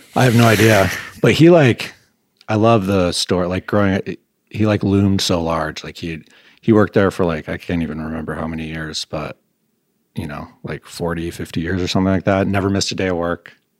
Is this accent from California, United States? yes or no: no; Grosse Pointe, Michigan, United States; moved away as an adult; also born or lived in Vermont; now in Burlington, United States; I grew up in Grosse Pointe, which is a nice, like, middle class to upper class suburb of Detroit.